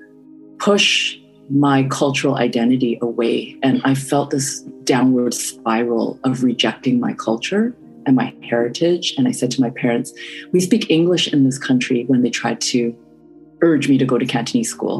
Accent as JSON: {"language": "English", "town": "Vancouver", "region": "British Columbia", "country": "Canada", "tie": "born or raised there", "also_born_or_lived": "Burnaby", "said": "I grew up in East Vancouver, where I would say 90% at least of the student population was Asian. And then I moved to Burnaby"}